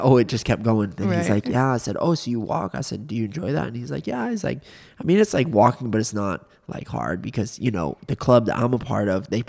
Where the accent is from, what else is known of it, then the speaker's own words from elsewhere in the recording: Orlando, Florida, United States; We're from Orlando.